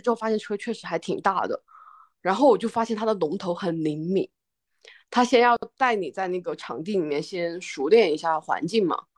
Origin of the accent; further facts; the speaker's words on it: Guizhou, China; 作为一个贵州人，在贵州从来没有漂流过